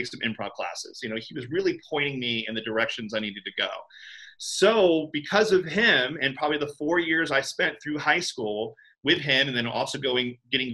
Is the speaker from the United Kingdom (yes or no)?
no; Orlando, Florida, United States; I grew up in Orlando, Florida, cultural center of the world